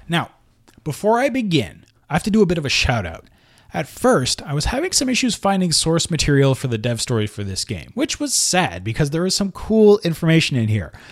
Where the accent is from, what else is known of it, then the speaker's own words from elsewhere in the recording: Montreal, Quebec, Canada; located in Montreal, Canada, my hometown